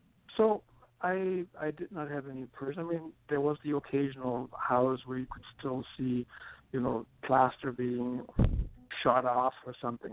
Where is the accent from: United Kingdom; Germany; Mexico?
Germany; first language German; English is a second language; moved away as an adult; now in United States; I grew up in Germany, and I grew up very close to the Dutch border.